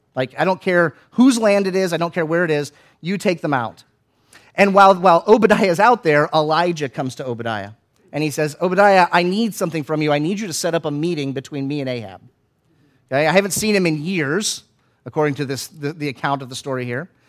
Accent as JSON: {"language": "English", "region": "Florida", "country": "United States", "tie": "born or raised there", "said": "where I grew up in Florida"}